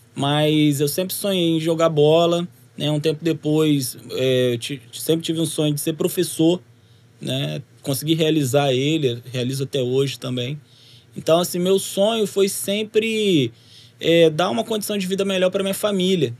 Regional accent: Rio de Janeiro, Brazil; now in Guarapari, Brazil; eu sou capixaba de nascença, mas logo depois da né, do meu nascimento, nós voltamos para o Rio de Janeiro, onde minha família

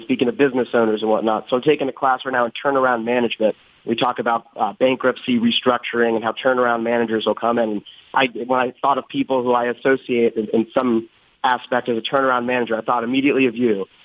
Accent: Las Vegas, Nevada, United States; moved away as an adult; now in Boston, United States; I'm from Vegas

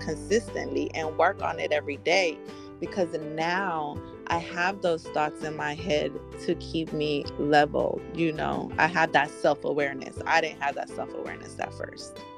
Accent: San Francisco, California, United States; my family spread it around this whole Bay Area. Like we were all in San Francisco

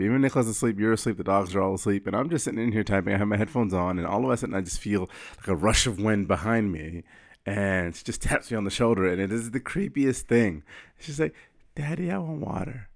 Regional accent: Florida, United States; I wear reef sandals 'cause I'm from Florida

